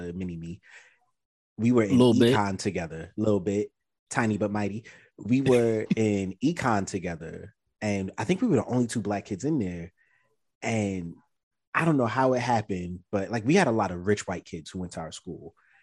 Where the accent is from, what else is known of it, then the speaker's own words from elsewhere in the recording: New York City, New York, United States; We're from New York